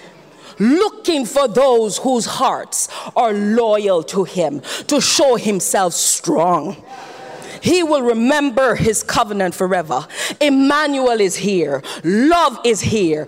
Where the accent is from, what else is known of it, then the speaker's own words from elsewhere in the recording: Jamaica; I'm Jamaican